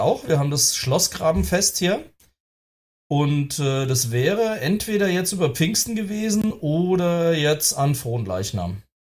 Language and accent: German; Hesse, Germany; bei uns in Hessen